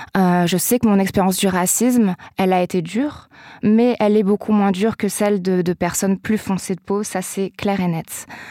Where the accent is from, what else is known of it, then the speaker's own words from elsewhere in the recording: south-east France, France; là où j'ai grandi dans le sud-est de la France